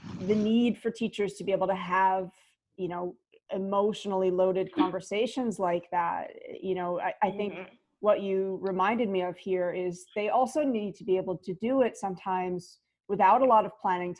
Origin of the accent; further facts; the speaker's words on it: United States; moved away; also born or lived in Singapore; I'm originally from the States